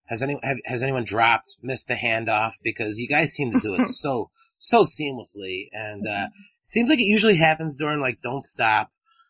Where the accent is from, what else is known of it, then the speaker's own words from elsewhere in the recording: East Coast, United States; I'm from the East Coast.